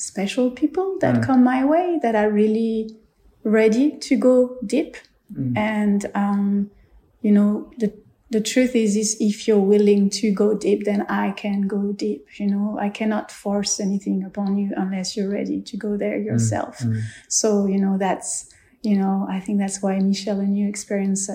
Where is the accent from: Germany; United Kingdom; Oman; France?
France; I grew up in France on a spiritual retreat